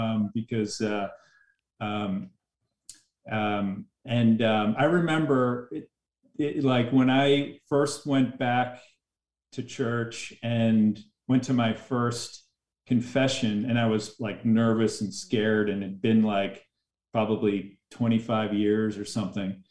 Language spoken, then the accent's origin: English; just outside of Boston, Massachusetts, United States; moved away as an adult; also born or lived in Los Angeles, California; I was raised just outside of Boston